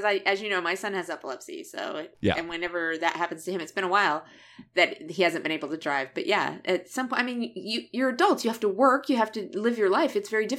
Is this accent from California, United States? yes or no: yes; California, United States; moved away; Because I'm from California.